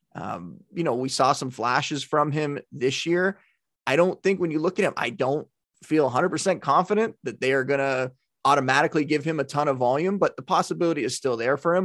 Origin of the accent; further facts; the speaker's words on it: near Buffalo, New York, United States; growing up near Buffalo